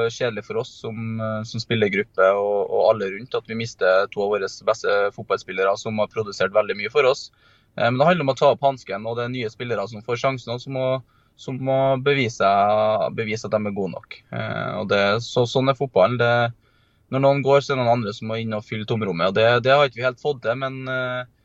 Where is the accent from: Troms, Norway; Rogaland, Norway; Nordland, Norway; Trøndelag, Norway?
Trøndelag, Norway; som trønder